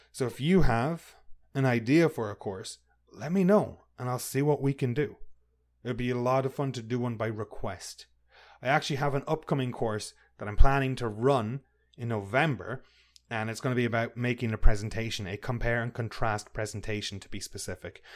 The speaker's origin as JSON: {"language": "English", "country": "Ireland", "said": "I'm from Ireland"}